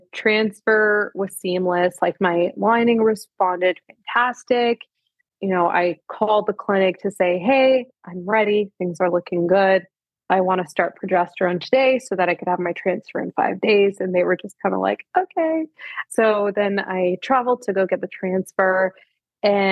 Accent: Canada; I'm Canadian

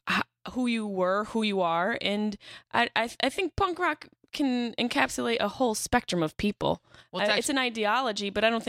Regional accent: Syracuse, New York, United States; moved away; I lived in New York City for 10 years, but I'm from Syracuse, which is just a hobunk town.

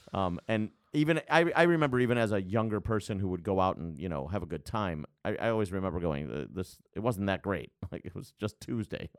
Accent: Chicago, Illinois, United States; born or raised there

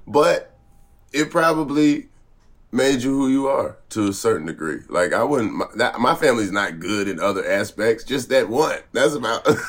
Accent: the South, United States; I'm from the South

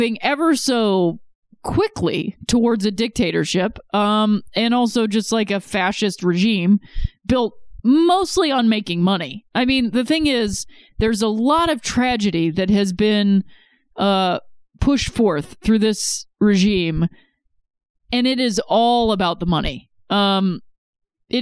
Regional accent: Ohio, United States; I'm from Ohio

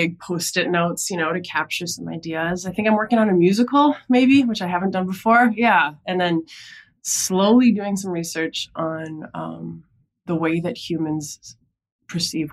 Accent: Minnesota, United States; moved away as an adult; also born or lived in New York City; now in New York, United States; I grew up in Minnesota

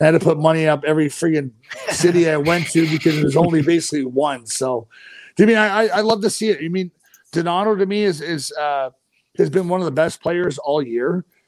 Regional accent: Lethbridge, Alberta, Canada; born or raised there; moved away

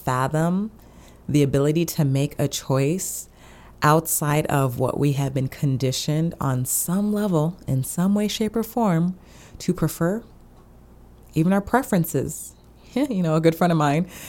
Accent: United States; I am in the U.S., I'm an American

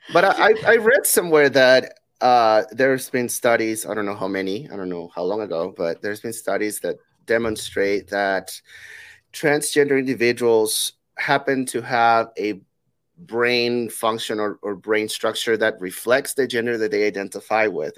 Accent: Peru; where I'm from, I'm from Peru

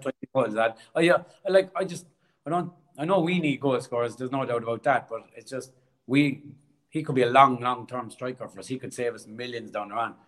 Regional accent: Cork, Munster, Ireland; accent: Irish; moved away as an adult; now in Australia

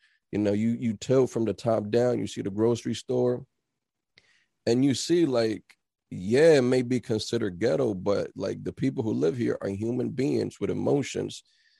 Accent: New Brunswick, New Jersey, United States; moved away as an adult; now in Philadelphia, United States; I'm originally from Jersey, from New Brunswick, exit 9. I've been there all my life since I was 4 years old until I moved out here when I was 27.

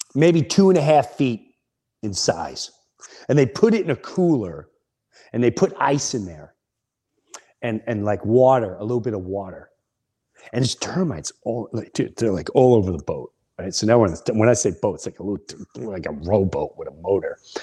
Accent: Long Island, New York, United States; We were, we were like brothers and sisters growing up in Long Island

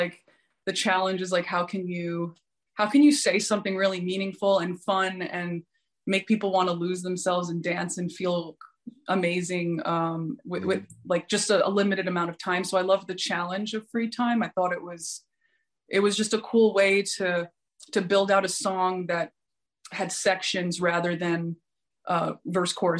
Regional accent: New York City, New York, United States; also born or lived in Oregon; now in Los Angeles, United States; I was born in New York, but I live

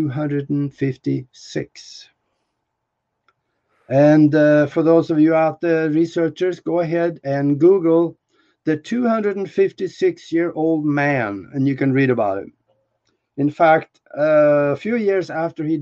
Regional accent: Norway; moved away; I'm from Norway

